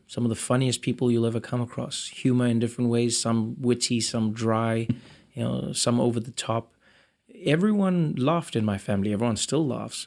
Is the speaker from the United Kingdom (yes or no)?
no; South Africa; moved away as an adult; I was born in South Africa in nineteen eighty-four, which was towards the end of apartheid. Grew up to a black South African Xhosa mother and a white Swiss father.